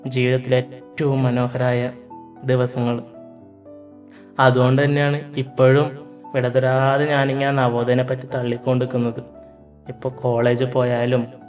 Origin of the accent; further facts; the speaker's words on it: Payyanur, Kerala, India; also born or lived in Pullur, Kasaragod; ശരിക്കും ഒരു കണ്ണൂരാരനാണ് ജനിച്ചതും വളർന്നതും ഒക്കെ കണ്ണൂർ പയ്യന്നൂരാണ്